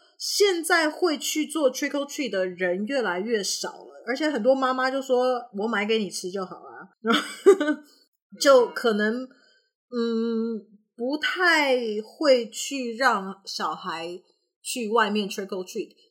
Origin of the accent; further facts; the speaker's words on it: Canada; 我我其实小时候呢，我是在加拿大，